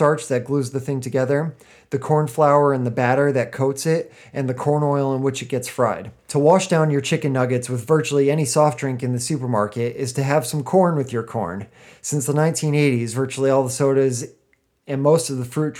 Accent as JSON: {"language": "English", "country": "United States"}